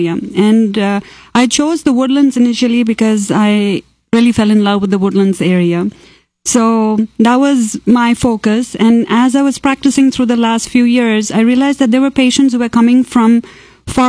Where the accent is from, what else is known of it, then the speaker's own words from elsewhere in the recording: Kerala, India; first language Malayalam; English is a second language; moved away as an adult; also born or lived in Tamil Nadu, India; now in Texas, United States; I grew up in Kerala